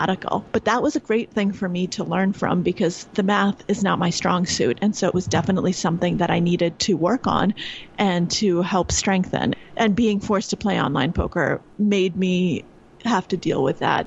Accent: New York, United States; I'm from New York and I normally live in New York

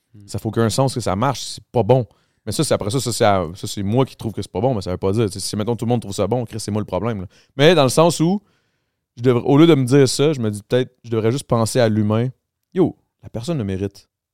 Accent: Montreal, Quebec, Canada; je viens de là. Moi, je viens du Grand Montréal

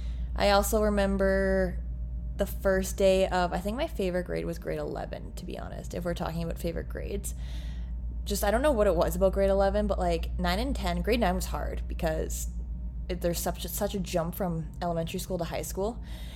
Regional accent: Ontario, Canada; because I grew up in Eastern Ontario. So it was Eastern Ontario Secondary School Athletic Association.

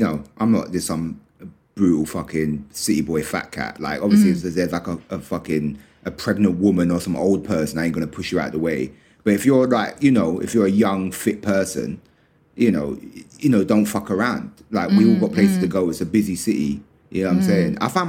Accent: London, United Kingdom; I grew up in London, so I'm used to living like London.

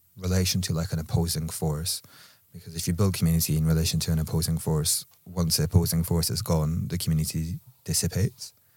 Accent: Edinburgh, Scotland, United Kingdom; accent: Edinburgh; moved away; my accent was just from Edinburgh

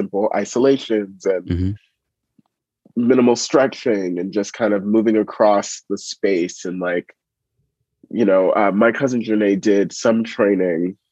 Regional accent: New York City, New York, United States; growing up in East Harlem

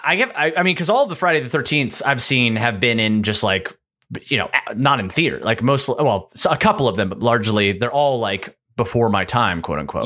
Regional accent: Hillerød, Capital Region of Denmark, Denmark; moved away; I was born in Denmark.

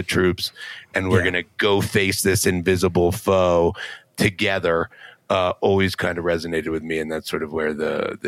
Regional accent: near Gettysburg, Pennsylvania, United States; I grew up near Gettysburg, the battlefield

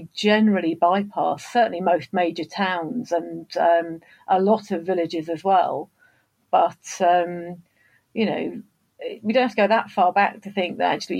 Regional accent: Bedford, East of England, United Kingdom; growing up in Bedford, we're about as far from the sea as it's possible to get in the UK

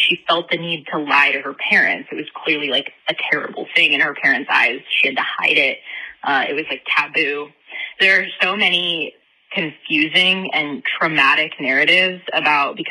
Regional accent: Utah, United States; I'm born and raised in Utah

